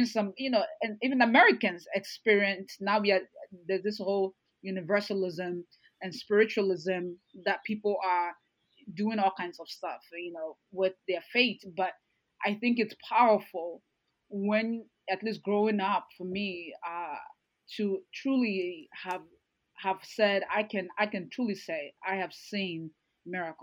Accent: Ghana; moved away; I grew up in Ghana part of my life

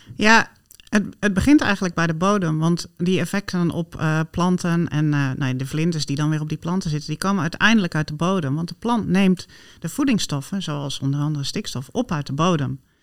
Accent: Friesland, Netherlands; ik ben opgegroeid in Friesland

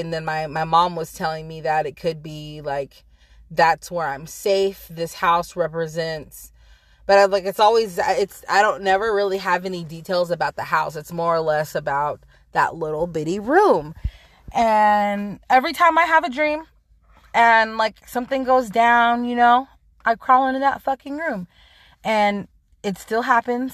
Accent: Central Valley, California, United States; moved away; I'm originally from California, the Central Valley

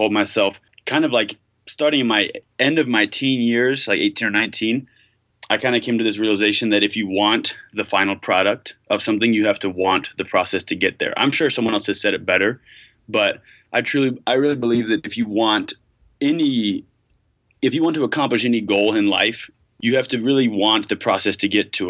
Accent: Westchester, New York, United States; now in Provo, United States; I grew up in Westchester

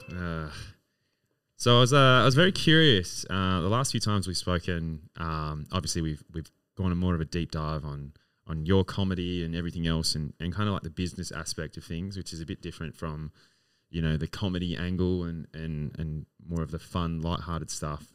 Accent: Adelaide, South Australia, Australia; now in Melbourne, Australia; I romanticize this city so much, uh, being my hometown

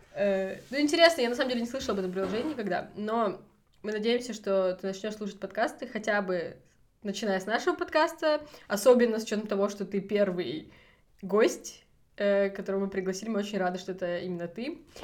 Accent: Kazakhstan; now in Germany; мы сами из Казахстана

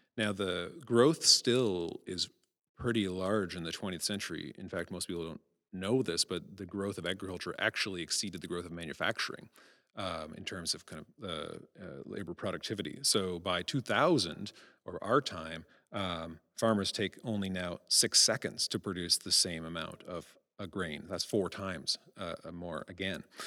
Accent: Prince Edward Island, Canada; moved away; I get offered a Canada Research Fair at my hometown

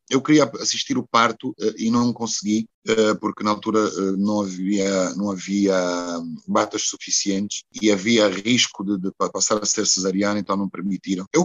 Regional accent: Luanda, Luanda Province, Angola; born there; also born or lived in Porto; foi onde eu nasci, naturalmente, que é Luanda. Mas depois de Luanda, o sítio mais importante é realmente o Porto. O Porto é uma casa.

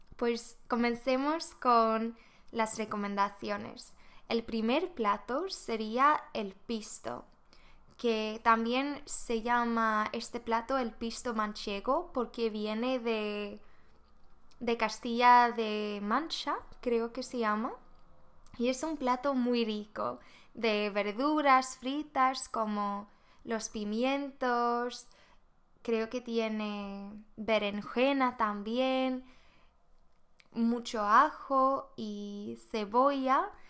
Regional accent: Sweden; Spanish is a second language; moved away as an adult; now in Spain; soy de Suecia

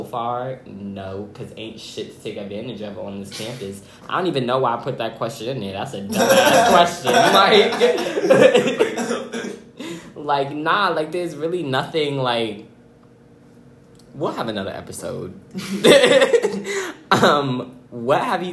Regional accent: New York City, New York, United States; If I was not from Brooklyn

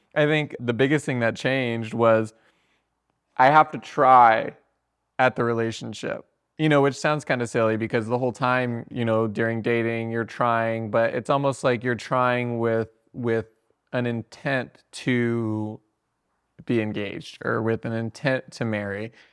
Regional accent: Sarasota, Florida, United States; moved away; also born or lived in Fort Lauderdale; I was born in Sarasota

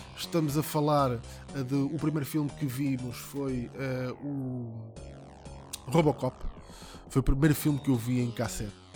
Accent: Ramada, Lisbon, Portugal; nós somos da mesma zona, eu sou da Ramada

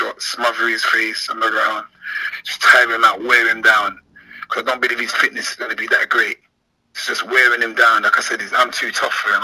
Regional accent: London, United Kingdom; I'm from London

